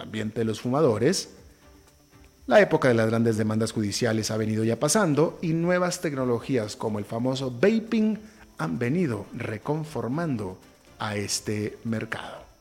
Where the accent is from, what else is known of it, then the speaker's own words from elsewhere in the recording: Mexico; en primer lugar soy latinoamericano, en segundo lugar soy de, México